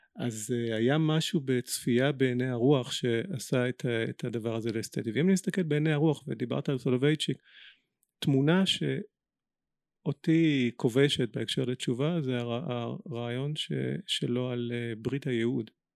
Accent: Israel; בינינו כישראלים ובינינו יהודים

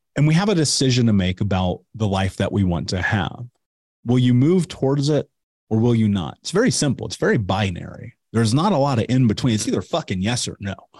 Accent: Indianapolis, Indiana, United States; I grew up in Indianapolis

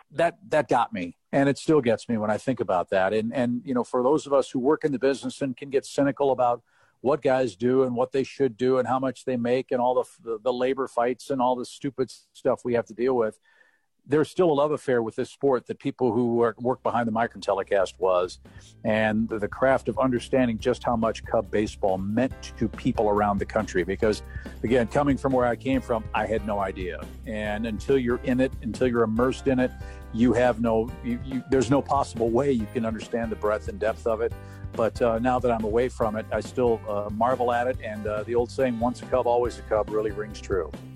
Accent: St. Louis, Missouri, United States; I grew up in St. Louis, was a huge Cardinal fan.

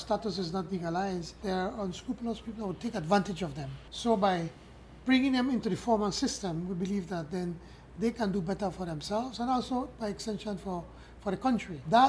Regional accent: Belize; first language Spanish; English is a second language

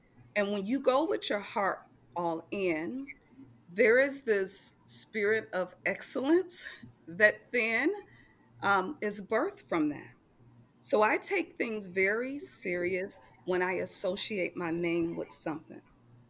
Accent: Milwaukee, Wisconsin, United States; So I am originally from Milwaukee, Wisconsin. I grew up in a poverty-stricken neighborhood where my mom was a single mother of four children.

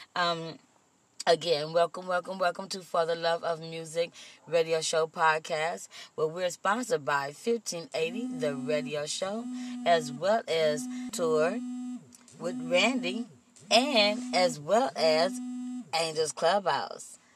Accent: Compton, California, United States; also born or lived in Austin, Texas; I was raised in the city of Compton

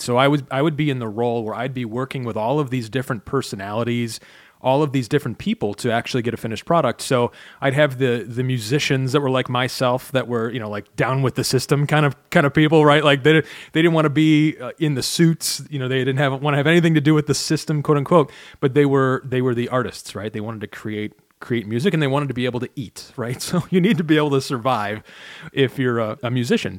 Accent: Chicago, Illinois, United States; now in Michigan, United States; I grew up in Chicago, which is basically straight across the lake

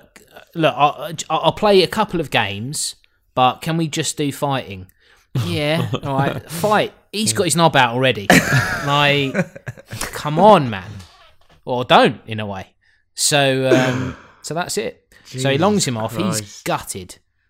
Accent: Ireland; I'm a staunch, you know, I'm an Irishman.

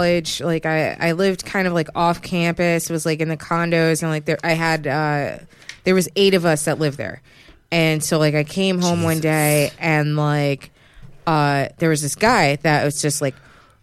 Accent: Yonkers, New York, United States; moved away; I'm from Yonkers

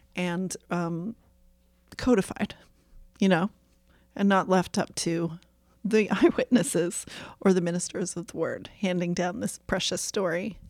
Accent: Topsham, Maine, United States; I grew up in Topsom, Maine, which is next to Brunswick

